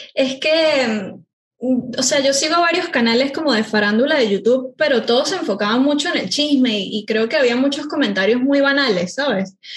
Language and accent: Spanish; Venezuela; moved away as an adult; now in Buenos Aires, Argentina; yo soy de Venezuela, vivo hace cuatro años en Buenos Aires